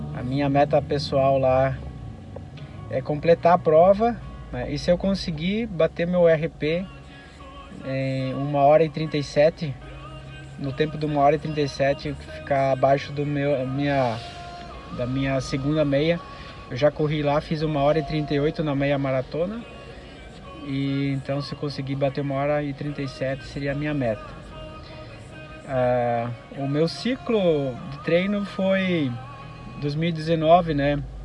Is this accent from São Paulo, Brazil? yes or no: no; Nova Alvorada, Rio Grande do Sul, Brazil; eu sou do, da cidade de Nova Alvorada, do interior, próximo a Passo Fundo